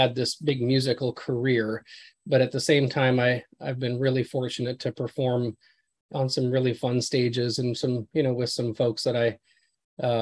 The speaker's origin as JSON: {"language": "English", "town": "Glenwood", "region": "Minnesota", "country": "United States", "tie": "born or raised there", "moved": "as an adult", "lives_now": "Hendersonville, United States", "said": "I actually went back to my hometown in Minnesota, a little town called Glenwood"}